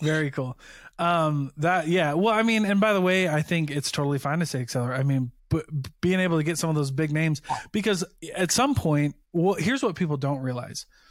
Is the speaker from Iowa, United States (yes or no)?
yes; Iowa, United States; now in Utah, United States; I grew up on the Mississippi River